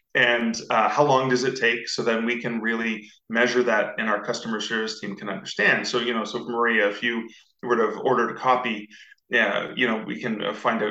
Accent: Canada; I'm Canadian, uh, so I'm just north of the US

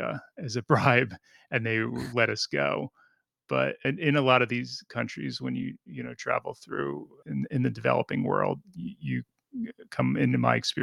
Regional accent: New Jersey, United States; moved away as an adult; also born or lived in Oklahoma; I was living in New Jersey, which is where I'm from

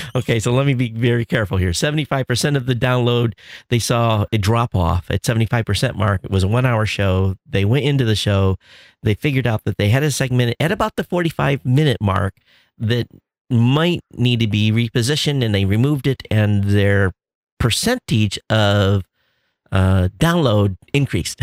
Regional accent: Quincy, United States; moved away; where I grew up in Quincy

